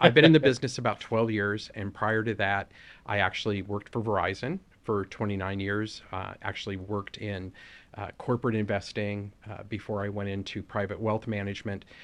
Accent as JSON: {"language": "English", "town": "Los Angeles", "region": "California", "country": "United States", "tie": "born or raised there", "said": "we grew up in Southeast L A, in a predominantly Black community."}